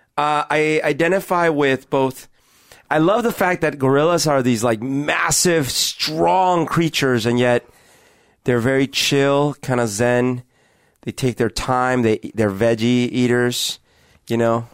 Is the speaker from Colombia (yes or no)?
yes; Colombia; now in Seattle, United States; Growing up in Columbia